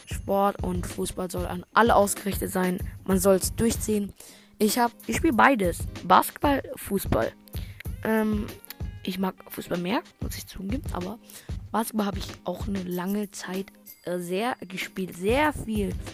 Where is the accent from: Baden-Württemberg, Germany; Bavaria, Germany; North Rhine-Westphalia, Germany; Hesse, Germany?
Bavaria, Germany; Munich; ich bin zwölf Jahre alt. Ich komme aus München. Ähm, und ja, aus München, Bayern.